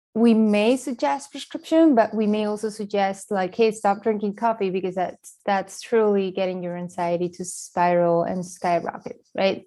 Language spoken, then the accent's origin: English; Spain; moved away; I grew up in Spain